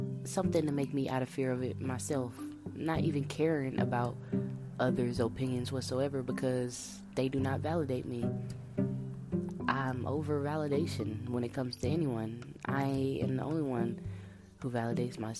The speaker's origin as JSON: {"language": "English", "town": "Monroe", "region": "Louisiana", "country": "United States", "moved": "yes", "lives_now": "Texas, United States", "said": "I come from Monroe, Louisiana, and I live in Texas right now."}